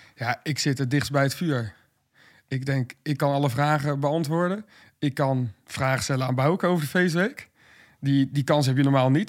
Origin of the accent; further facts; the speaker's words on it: Westland, South Holland, Netherlands; Ik kom uit Westland, woon het in onze dijk nu.